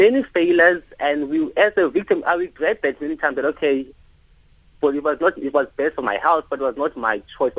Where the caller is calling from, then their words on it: Qebega, South Africa; So, I'm from Qebega, right?